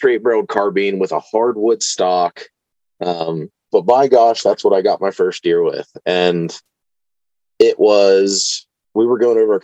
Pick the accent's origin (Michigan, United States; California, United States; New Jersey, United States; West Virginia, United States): West Virginia, United States; Newark; I actually grew up just like 10 minutes from where I live. Okay. Right down in Newark. It's about 25 minutes out of Parkersburg.